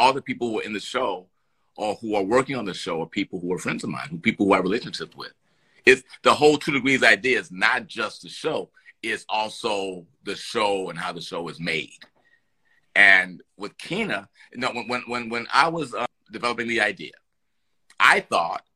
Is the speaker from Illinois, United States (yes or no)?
yes; Chicago, Illinois, United States; now in Los Angeles, United States; I'm from Chicago